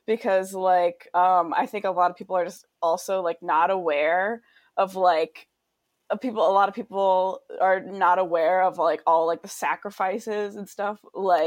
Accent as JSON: {"language": "English", "region": "Alaska", "country": "United States", "tie": "born or raised there", "said": "growing up in Alaska"}